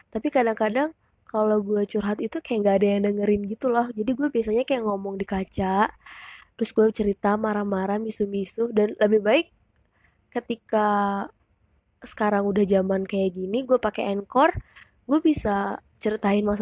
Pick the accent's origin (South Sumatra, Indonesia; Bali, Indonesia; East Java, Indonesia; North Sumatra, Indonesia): Bali, Indonesia; moved away as an adult; now in Jakarta, Indonesia; gue dari Bali iya gue born and raised in Bali terus gue kuliah merantau di Jakarta dan sekarang gue 19 tahun gue kuliah di salah satu universitas negeri di Jakarta